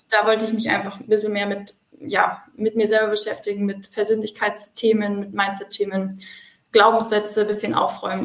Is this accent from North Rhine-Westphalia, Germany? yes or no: no; south of Munich, Bavaria, Germany; Ich komme aus dem Süden von München